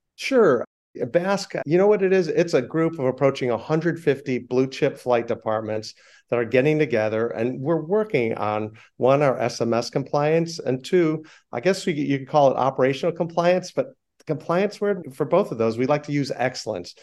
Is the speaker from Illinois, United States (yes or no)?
yes; Chicago, Illinois, United States; I'm from Chicago